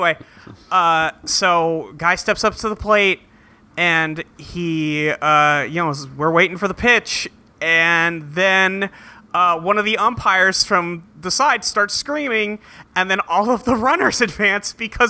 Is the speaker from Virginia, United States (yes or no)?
no; California, United States; now in Seattle, United States